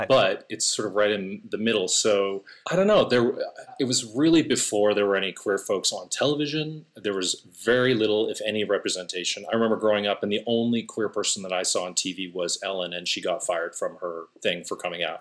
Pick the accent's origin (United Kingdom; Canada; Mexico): Canada; Alberta; moved away as an adult; now in Los Angeles, United States; I'm definitely from the sticks